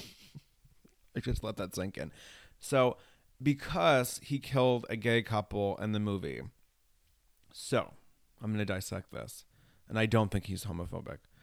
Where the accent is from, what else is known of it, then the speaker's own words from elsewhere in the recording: New York, United States; also born or lived in Los Angeles; I'm from New York and I used to live in L